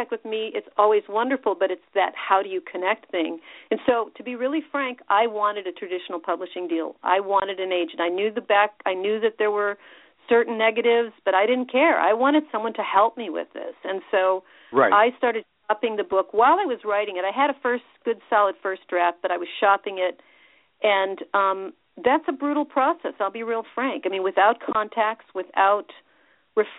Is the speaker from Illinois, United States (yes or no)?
yes; Richmond, Illinois, United States; moved away as an adult; also born or lived in Chicago, Illinois / Crystal Lake, Illinois / Champaign-Urbana, Illinois; I grew up in Illinois. I was born in Chicago, and then when I was very young, my family moved up to a very tiny farm town in northern Illinois called Richmond, and I did my high school years in Crystal Lake